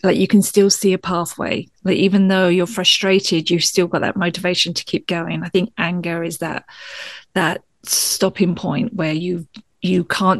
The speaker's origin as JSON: {"language": "English", "country": "United Kingdom", "said": "especially being British and from the UK"}